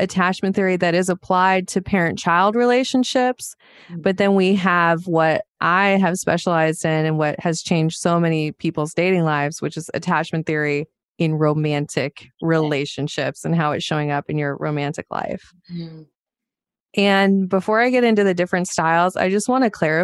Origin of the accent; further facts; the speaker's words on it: Montana, United States; I grew up in Montana